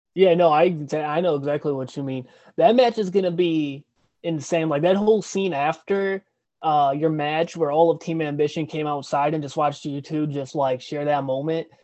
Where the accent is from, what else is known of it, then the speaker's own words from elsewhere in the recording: St. Louis, Missouri, United States; I'm from St. Louis also